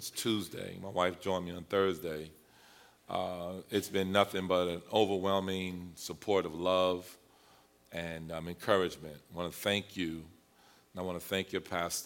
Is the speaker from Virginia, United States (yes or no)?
yes; Halifax County, Virginia, United States; I was born in Halifax County, which is a very rural area in Virginia.